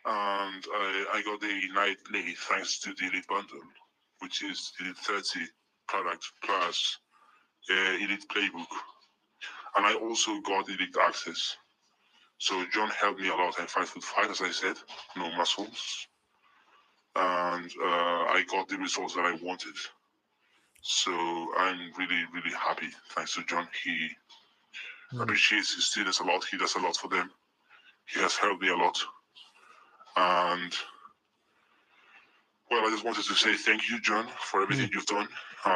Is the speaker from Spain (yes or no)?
yes; Spain; accent: mix between Spanish and the American accent; also born or lived in United Kingdom; I'm not white because I'm from Spain, Europe